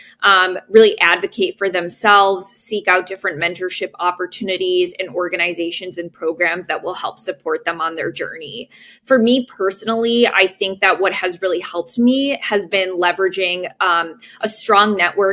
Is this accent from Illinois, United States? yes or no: yes; Chicago, Illinois, United States; I was born and raised in the Chicagoland area